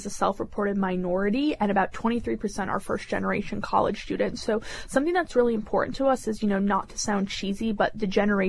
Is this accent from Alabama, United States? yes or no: no; Buffalo, New York, United States; But, you know, I grew up in Buffalo, New York